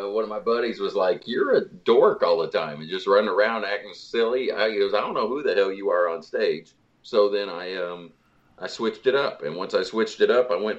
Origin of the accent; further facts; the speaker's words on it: Salem, Illinois, United States; moved away as an adult; also born or lived in Du Quoin, Illinois / Nashville, Tennessee; I was born in Southern Illinois, in DuQuoin, Illinois, 1970. And then we ended up moving to Salem, Illinois, which was Andy Griffith town then. And now I believe it's a crystal meth village.